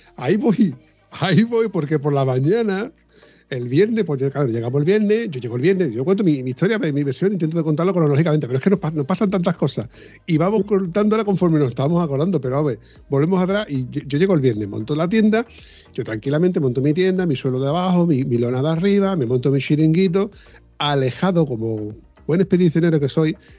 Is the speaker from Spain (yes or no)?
yes; southern Spain, Spain; que somos